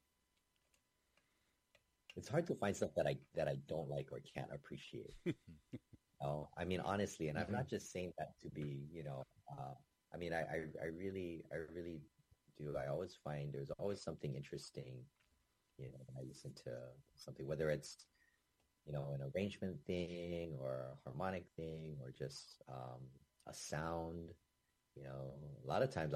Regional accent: Hawaii, United States; I was always taught, growing up in Hawaii, I was always taught to say ukulele

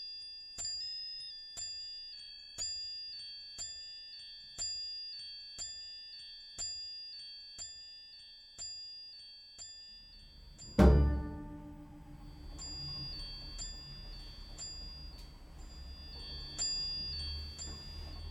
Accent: Mendoza, Argentina; now in Canada; I'm from Argentina, from Mendoza

